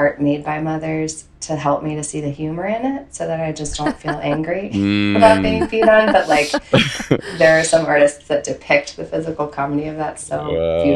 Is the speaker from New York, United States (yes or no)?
no; New Jersey, United States; also born or lived in Philadelphia; I live in New Jersey now, and I grew up in New Jersey